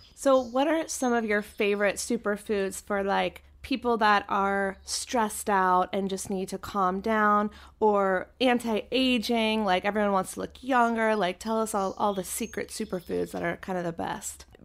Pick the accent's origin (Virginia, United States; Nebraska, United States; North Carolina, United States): North Carolina, United States; Chapel Hill; moved away; I grew up in North Carolina, and my house was actually, we were in Chapel Hill